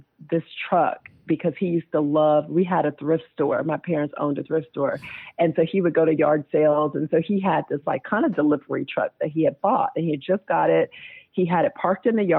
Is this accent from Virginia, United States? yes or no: yes; Newport News, Virginia, United States; I grew up in Newport News, Virginia.